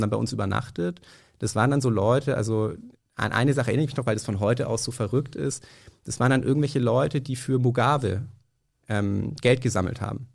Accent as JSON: {"language": "German", "town": "Nuremberg", "region": "Bavaria", "country": "Germany", "tie": "born or raised there", "moved": "yes", "lives_now": "Berlin, Germany", "said": "ich komme aus Nürnberg ursprünglich"}